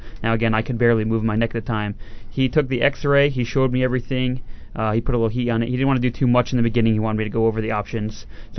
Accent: New Jersey, United States; I run my own business. I come from South Jersey.

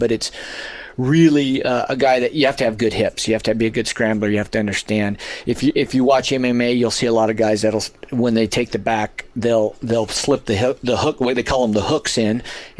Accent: Las Cruces, New Mexico, United States; Las Cruces.

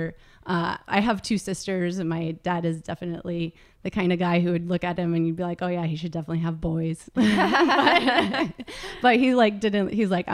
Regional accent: California, United States; I was born in California, and I've lived in California my whole life

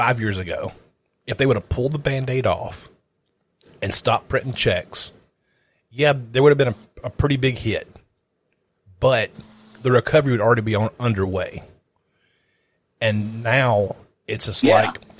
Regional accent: the South, United States; The South

